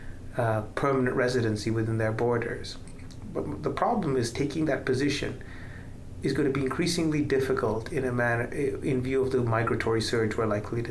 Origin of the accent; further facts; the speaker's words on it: Sri Lanka; now in United States; I'm born in Sri Lanka, so I'm naturalized as an American citizen.